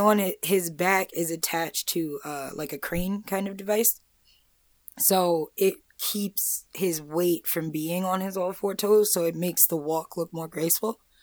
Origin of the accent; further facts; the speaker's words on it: Amityville, New York, United States; I'm from Amityville.